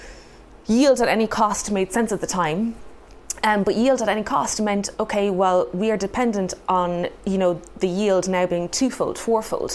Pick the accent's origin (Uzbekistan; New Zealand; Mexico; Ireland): Ireland; Cork, Munster; moved away; also born or lived in Hackney, London; I grew up in Cork in Ireland where my parents ran a horticulture company